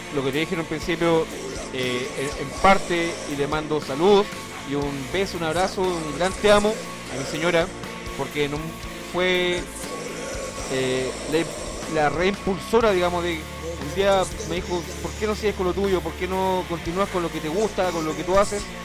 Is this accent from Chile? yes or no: yes; Chile; me considero un chileno